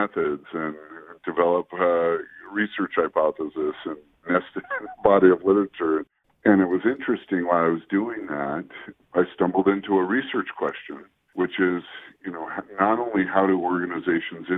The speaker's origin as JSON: {"language": "English", "town": "Scottsdale", "region": "Arizona", "country": "United States", "tie": "born or raised there", "also_born_or_lived": "Boston / Rexburg, Idaho", "moved": "as an adult", "said": "I grew up in Scottsdale, Arizona"}